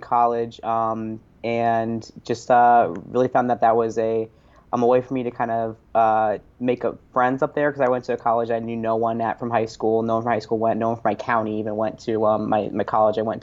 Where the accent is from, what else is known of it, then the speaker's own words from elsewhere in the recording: Massillon, Ohio, United States; moved away as an adult; also born or lived in Ithaca, New York; I'm originally from Massillon, Ohio, which is a small town